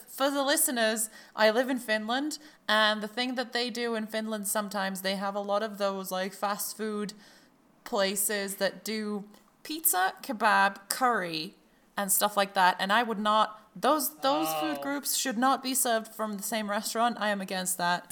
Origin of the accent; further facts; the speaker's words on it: Croatia; I'm from Croatia